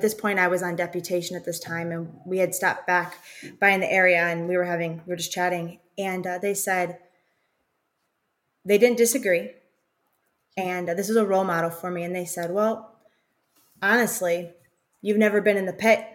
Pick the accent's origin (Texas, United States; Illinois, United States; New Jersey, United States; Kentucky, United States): Illinois, United States; Chicago; We're from Chicago